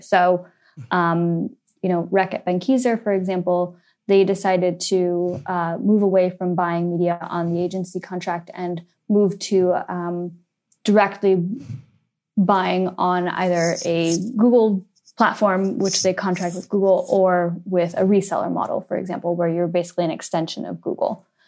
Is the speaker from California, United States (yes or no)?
yes; San Francisco, California, United States; moved away as an adult; also born or lived in Switzerland; now in London, United Kingdom; the very few people who was born and bred in San Francisco, grew up in in the city while Silicon Valley was booming.